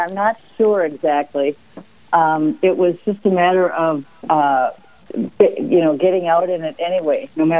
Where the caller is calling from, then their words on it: St. Paul, Minnesota, United States; St. Paul, Minnesota.